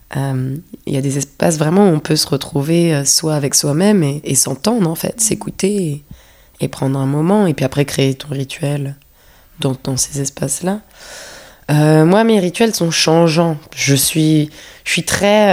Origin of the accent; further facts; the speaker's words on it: Paris, Île-de-France, France; moved away as an adult; also born or lived in London; j'ai grandi à Paris et c'est ici que j'ai fait mes études, donc j'étais aussi très parisienne